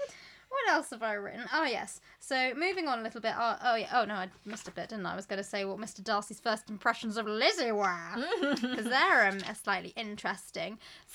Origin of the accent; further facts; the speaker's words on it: Surrey, South East England, United Kingdom; You can tell we're from Surrey.